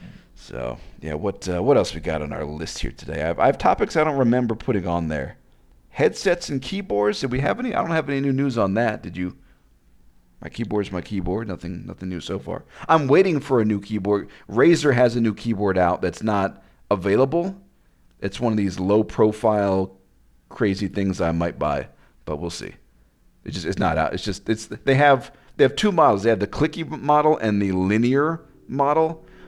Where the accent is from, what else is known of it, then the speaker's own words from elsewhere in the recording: Las Vegas, Nevada, United States; Hey, I'm from Vegas.